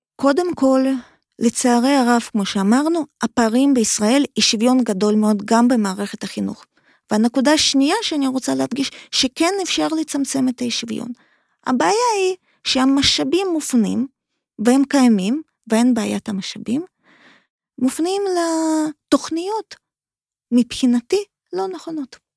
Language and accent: Hebrew; Kharkiv, Kharkiv Oblast, Ukraine; Hebrew is a second language; now in Israel; אני מאוקראינה, אני ילידת עיר חרקיף, חרקוב